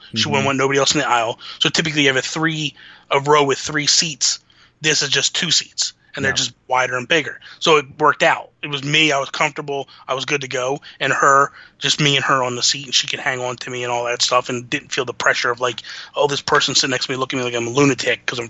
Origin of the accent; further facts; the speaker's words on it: United States; I'm American